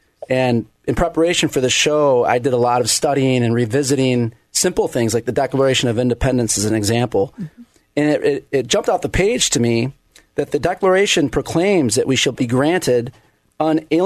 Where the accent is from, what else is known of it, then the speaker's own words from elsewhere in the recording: Flint, Michigan, United States; moved away; I grew up in Flint, Michigan